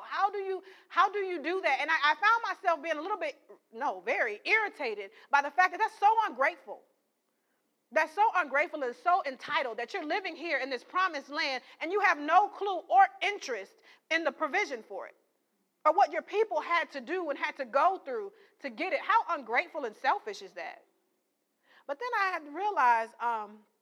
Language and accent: English; St. Paul, Minnesota, United States; we grew up in St. Paul, Minnesota